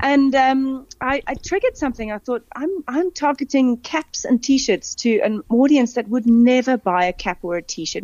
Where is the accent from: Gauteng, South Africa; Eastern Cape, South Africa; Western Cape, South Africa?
Western Cape, South Africa; Cape Town; moved away as an adult; also born or lived in England; now in Johannesburg, South Africa; for me growing up in Cape Town